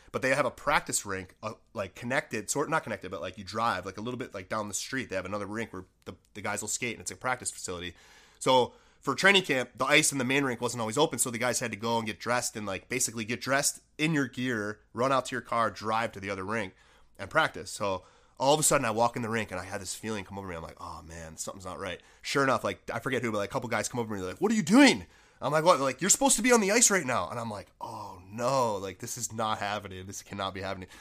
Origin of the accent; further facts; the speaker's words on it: Buffalo, New York, United States; I grew up in Buffalo, New York